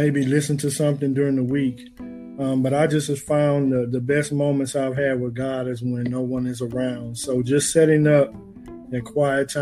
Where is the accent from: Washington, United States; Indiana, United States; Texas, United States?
Texas, United States; Beaumont; moved away as an adult; now in Austin, United States; I'm originally from Beaumont, Texas. Been in the Austin area for about